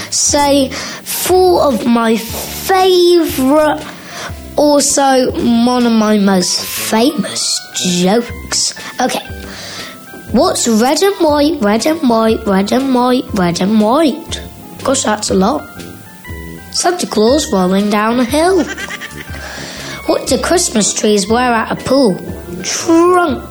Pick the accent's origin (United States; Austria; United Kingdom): United Kingdom; England; I am Scottish a lot, but I'm actually English